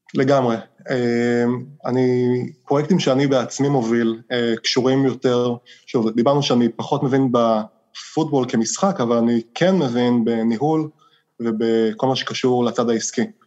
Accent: Israel; moved away as an adult; now in United States; כישראלי שגדל בישראל

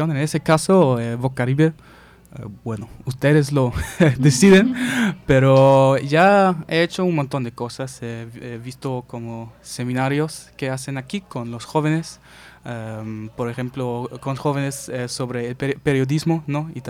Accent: United States; Spanish is a second language; quizás también porque soy gringo, quién sabe

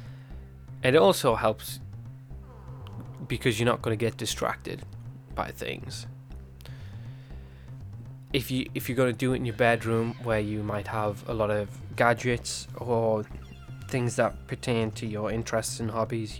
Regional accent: England, United Kingdom; being English

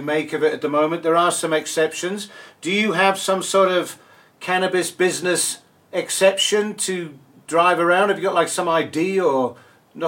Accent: England, United Kingdom; now in South Africa; I'm English

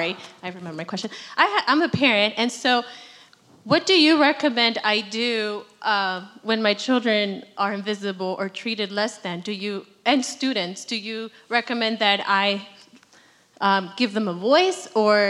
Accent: Los Angeles, California, United States; I'm from Venice, California

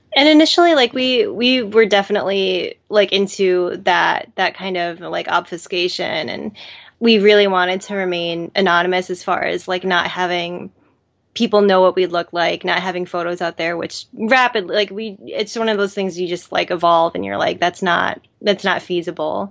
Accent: Madison, Wisconsin, United States; we're both from Madison, Wisconsin

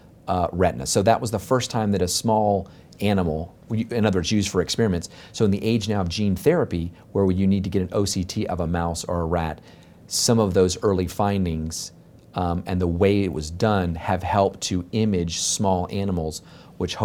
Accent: Miami, Florida, United States; Growing up in Miami

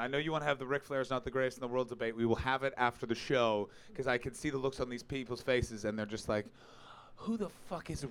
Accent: Canada; now in England; I'm Canadian

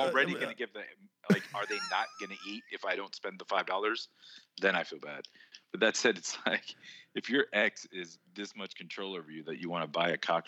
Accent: Texas, United States; as a Texan

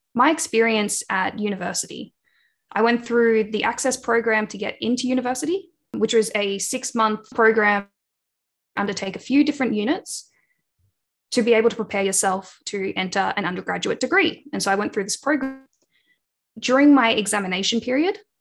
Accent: Wangaratta, Victoria, Australia; now in Melbourne, Australia; I grew up on Pangarang land, so in the town Wangaratta in northeast Victoria.

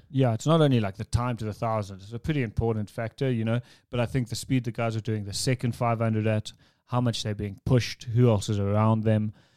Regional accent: South Africa; as a South African

